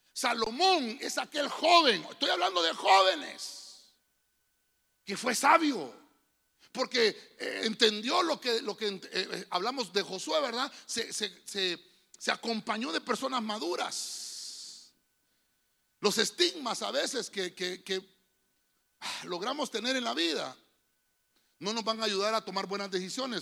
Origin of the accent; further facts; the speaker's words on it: Honduras; Todos somos mayas porque somos de Honduras